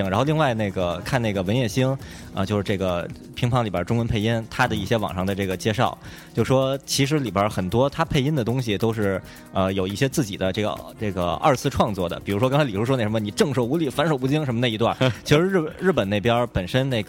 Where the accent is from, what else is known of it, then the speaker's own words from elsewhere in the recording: China; 然后知道知道我们是中国人嘛